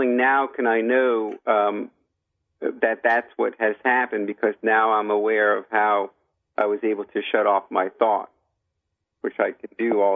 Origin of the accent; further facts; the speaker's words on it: United States; I grew up here in America